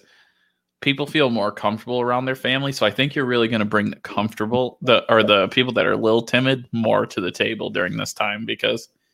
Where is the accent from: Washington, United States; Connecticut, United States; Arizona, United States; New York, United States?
New York, United States; Dundee; I grew up in Dundee.